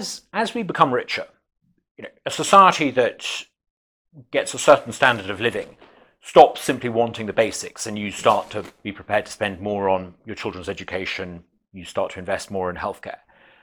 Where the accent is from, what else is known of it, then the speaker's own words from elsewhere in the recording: Uganda; I mean, I have a very different background. I grew up in Uganda in the 1970s, Central Africa.